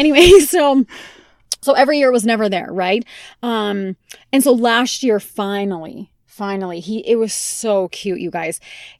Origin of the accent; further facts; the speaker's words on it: United Kingdom; I'm the Brit to the Brit and Wit, though.